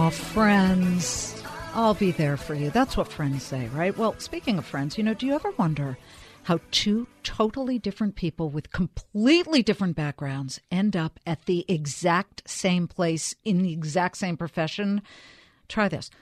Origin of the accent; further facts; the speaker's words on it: Beverly Hills, California, United States; also born or lived in Inglewood, Los Angeles; I'm from Beverly Hills